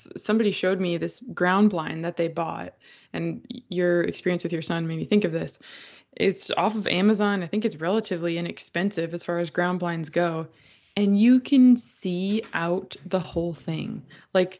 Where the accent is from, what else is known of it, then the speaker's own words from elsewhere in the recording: Minnesota, United States; also born or lived in Ghana; now in the South, United States; growing up in Minnesota, I slept with the windows open all the time.